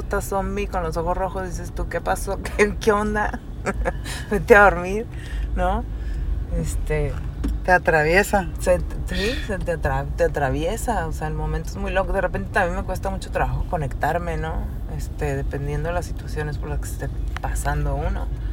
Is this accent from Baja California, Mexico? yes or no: yes; Mexicali, Baja California, Mexico; also born or lived in Tijuana; soy de Mexicali, ...nací en DF